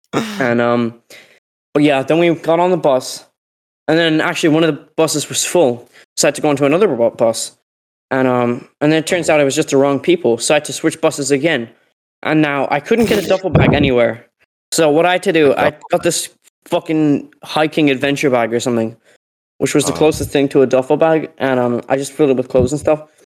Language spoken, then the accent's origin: English; Derry, Northern Ireland, United Kingdom; accent: Derry; Like, I'm from Derry, I have a Derry accent, I'm a, you know, anyway.